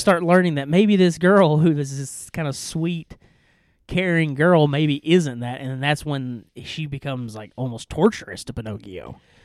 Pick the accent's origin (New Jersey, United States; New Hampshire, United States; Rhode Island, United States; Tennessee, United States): Tennessee, United States; East; we are two idiots from East Kentu-, East Tennessee